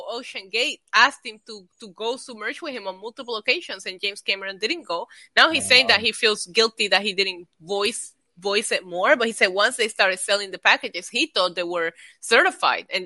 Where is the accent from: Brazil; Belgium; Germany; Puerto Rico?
Puerto Rico; moved away; because I grew up in Puerto Rico